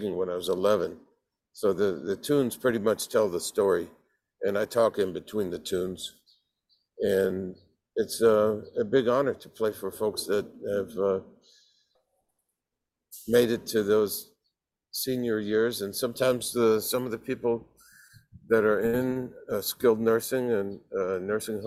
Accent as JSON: {"language": "English", "area": "San Francisco Bay Area", "region": "California", "country": "United States", "tie": "born or raised there", "said": "growing up in the San Francisco Bay Area"}